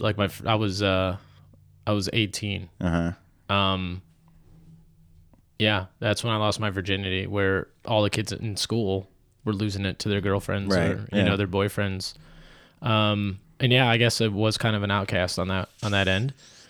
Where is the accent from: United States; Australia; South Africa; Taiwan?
United States; Midwest; I'm like, I've been one, I'm from the Midwest.